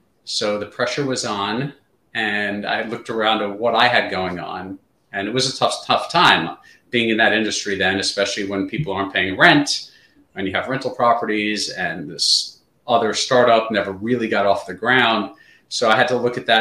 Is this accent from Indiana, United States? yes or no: no; New York City, New York, United States; moved away as an adult; now in Southern New Jersey, United States; Grew up in the New York City area